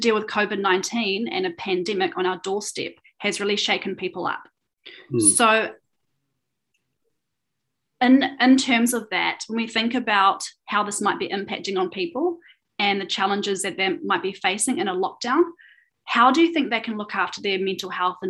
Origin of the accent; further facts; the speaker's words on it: New Zealand; As a Kiwi